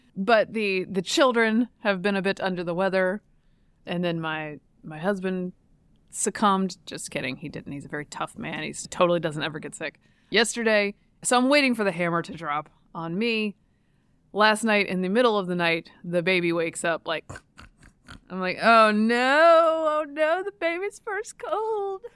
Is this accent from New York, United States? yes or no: no; Durham, North Carolina, United States; I'm from Durham